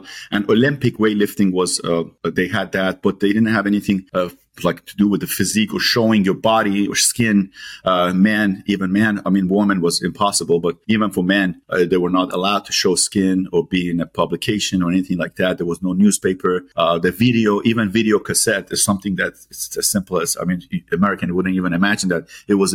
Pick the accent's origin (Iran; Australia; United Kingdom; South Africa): Iran; now in California, United States; I'm originally from Iran and bodybuilding was illegal in my native country